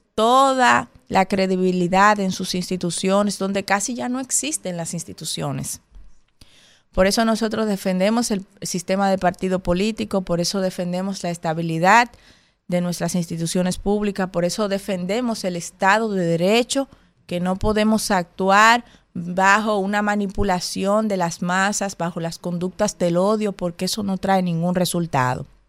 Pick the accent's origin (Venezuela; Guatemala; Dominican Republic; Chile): Dominican Republic; como dominicanos y dominicanas